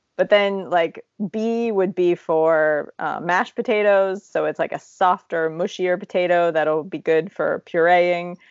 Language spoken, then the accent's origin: English; Appalachia, United States; as Appalachian as I am